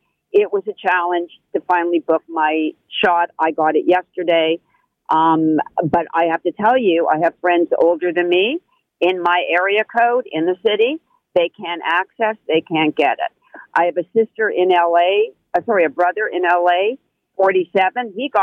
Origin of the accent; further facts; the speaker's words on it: Toronto, Ontario, Canada; And I love being Canadian. I love being from Toronto. I just turned 60 last week.